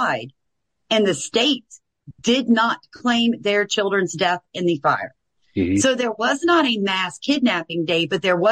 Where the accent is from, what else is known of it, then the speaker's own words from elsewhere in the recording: the South, United States; I'm from the South